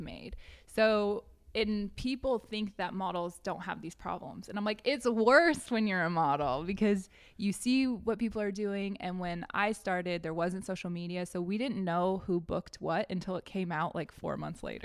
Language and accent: English; United States; moved away; also born or lived in Wyoming / Washington; I grew up in Wyoming and Washington State